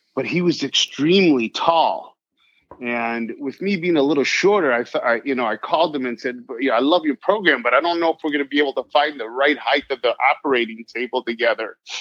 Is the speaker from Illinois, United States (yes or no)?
yes; near Geneva, Illinois, United States; also born or lived in Ohio; Geneva is about 15 minutes from my hometown where I grew up